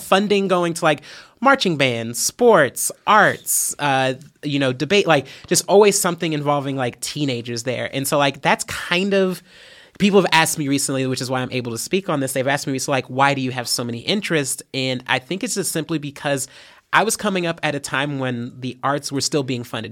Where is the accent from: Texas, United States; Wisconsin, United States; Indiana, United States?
Indiana, United States; Fort Wayne; moved away as an adult; now in Bloomington, United States; I was raised in Fort Wayne, um, I was born there